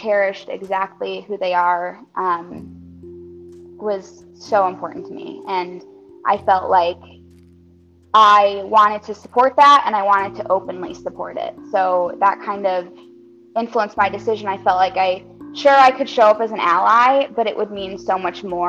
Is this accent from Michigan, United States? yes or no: yes; Michigan, United States; also born or lived in Baltimore, Maryland; now in Orlando, United States; I'm originally from Michigan